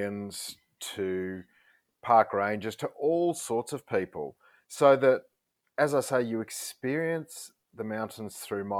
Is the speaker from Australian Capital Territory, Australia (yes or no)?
yes; Canberra, Australian Capital Territory, Australia; I grew up in Canberra